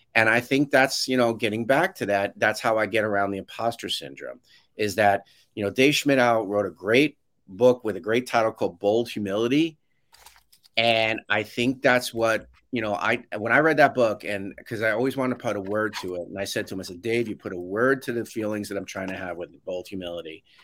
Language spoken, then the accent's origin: English; New York, United States; I grew up in New York